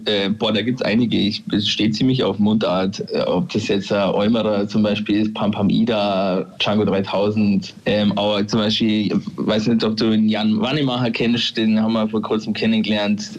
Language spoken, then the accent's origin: German; Thierhaupten, Bavaria, Germany; accent: Upper Bavarian; now in Augsburg, Germany; Warum ich so komisch rede, liegt daran, dass ich aus Tierhaupten bin und das ist äh, quasi nur die oberbayerische Seite vom Lech